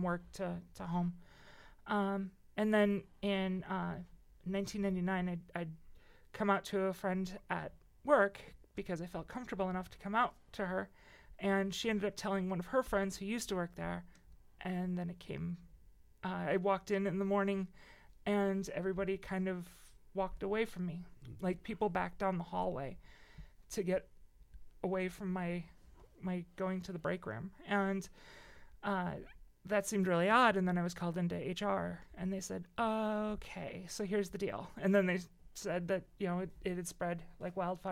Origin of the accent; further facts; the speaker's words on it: Cedar Lake, Indiana, United States; also born or lived in Crown Point, Indiana; Cedar Lake, Crown Point.